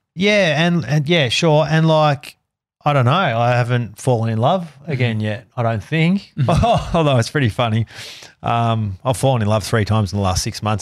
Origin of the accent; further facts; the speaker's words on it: Melbourne, Victoria, Australia; I was born in the Royal Women's Hospital